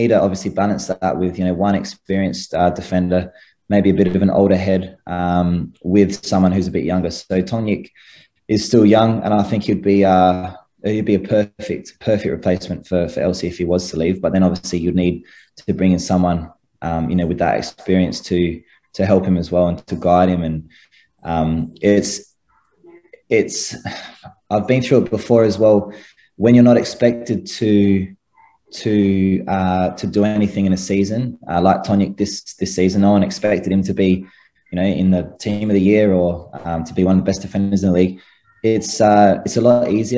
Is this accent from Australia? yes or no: yes; Adelaide, South Australia, Australia; I'm from Adelaide